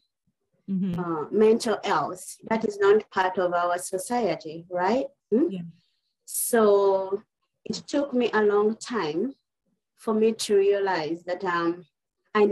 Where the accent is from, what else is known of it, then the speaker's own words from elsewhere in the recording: Uganda; moved away as an adult; now in United States; originally I'm from East Africa, Uganda, but I've been living in the United States for over 20 years now